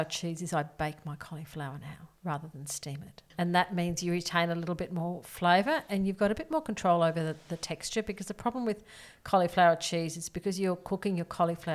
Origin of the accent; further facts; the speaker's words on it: North Queensland, Australia; I grew up in the cane fields of North Queensland.